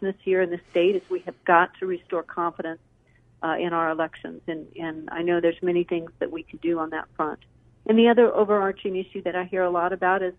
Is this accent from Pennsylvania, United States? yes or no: no; Mesa, Arizona, United States; I'm an Arizona native. I'm from Mesa. Grew up working in my family's small business. My dad was the local hometown pharmacist